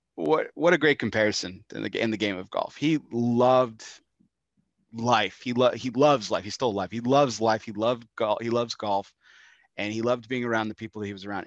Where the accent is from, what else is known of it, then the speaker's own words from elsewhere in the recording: El Paso, Texas, United States; my hometown of El Paso, Texas